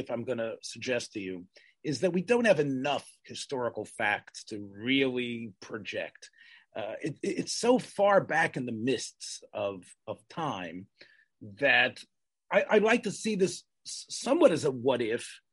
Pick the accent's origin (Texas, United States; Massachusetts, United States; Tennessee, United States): Tennessee, United States; Memphis; growing up in Memphis, Tennessee